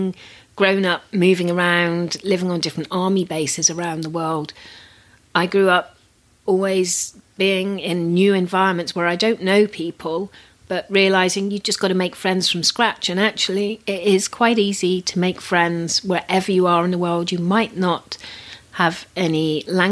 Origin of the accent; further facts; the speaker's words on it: United Kingdom; I'm very British